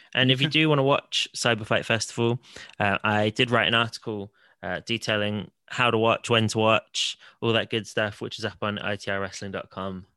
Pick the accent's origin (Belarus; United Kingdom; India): United Kingdom; Salisbury, South West England; my hometown of Salisbury